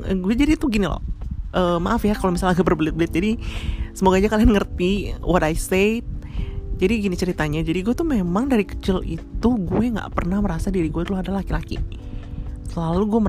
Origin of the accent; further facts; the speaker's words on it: North Jakarta, Jakarta, Indonesia; now in South Jakarta, Indonesia; di daerah gue uh, Jakarta Utara by the way uh, gue tinggal di Jakarta Utara tapi untuk sekarang saat ini gue udah pindah di Jakarta Selatan